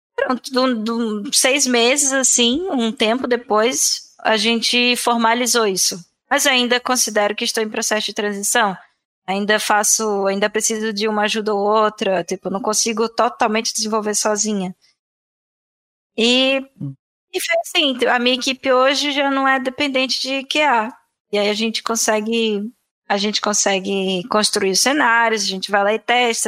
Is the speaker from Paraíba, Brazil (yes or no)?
yes; João Pessoa, Paraíba, Brazil; born or raised there; moved away as an adult; also born or lived in Florianópolis, Brazil; now in Portugal